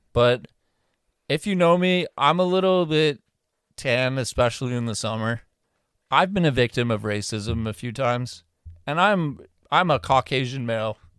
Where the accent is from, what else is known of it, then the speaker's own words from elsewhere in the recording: Canada; we're Canadian